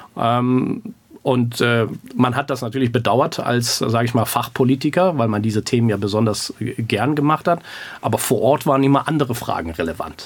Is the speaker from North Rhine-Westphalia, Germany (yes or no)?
yes; Grevenbroich, North Rhine-Westphalia, Germany; also born or lived in Iran; ich bin im Iran geboren, aber ich, ich, bin ein Deutscher, ich bin äh, ein Grevenbrocher